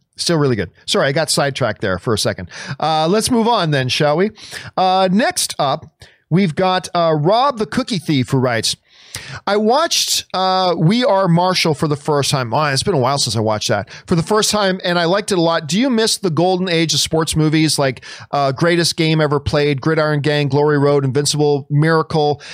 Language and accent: English; Canada; I'm Canadian